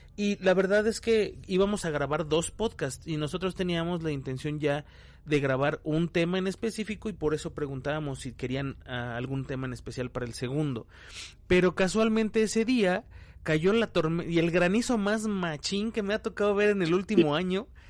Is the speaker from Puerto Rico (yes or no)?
no; Mexico; la gente que somos de México